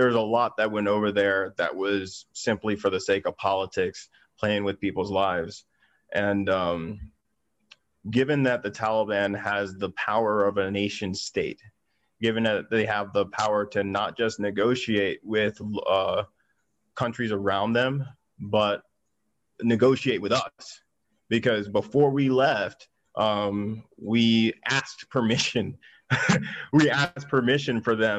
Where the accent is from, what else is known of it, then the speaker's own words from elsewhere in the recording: Texas, United States; being a Texan